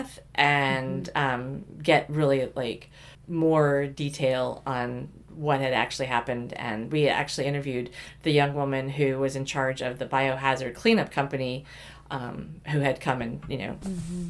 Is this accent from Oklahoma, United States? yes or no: yes; Oklahoma, United States; I grew up many years in Oklahoma